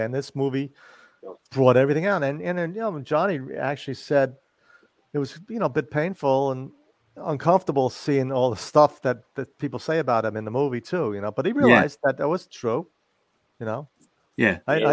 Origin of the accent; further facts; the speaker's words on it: New York City, New York, United States; I grew up in Forest Hills